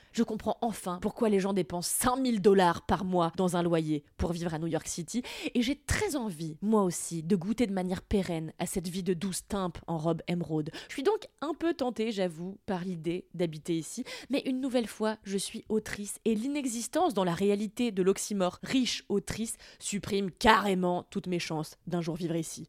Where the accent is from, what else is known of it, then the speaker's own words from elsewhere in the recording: France; mon anglais est bon, on pourrait même le qualifier d'extraordinaire pour une française